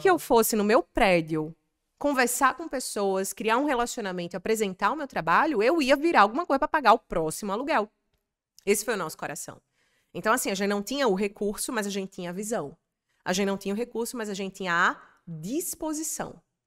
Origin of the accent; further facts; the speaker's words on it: Natal, Rio Grande do Norte, Brazil; moved away as an adult; now in São Paulo, Brazil; Rio Grande do Norte, que é onde tem Natal, a minha cidade onde eu nasci